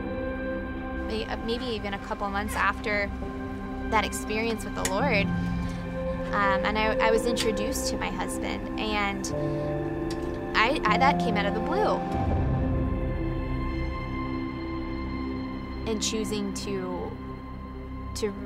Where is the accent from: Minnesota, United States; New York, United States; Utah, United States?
New York, United States; upstate; moved away as an adult; also born or lived in Maryland; now in South Bay, United States; I grew up in upstate New York to a family of six kids.